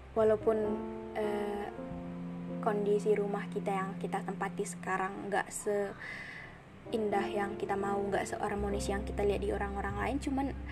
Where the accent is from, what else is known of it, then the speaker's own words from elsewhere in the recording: North Sumatra, Indonesia; moved away as an adult; now in Bali, Indonesia; Aku dari Sumatera Utara, kuliah di Bali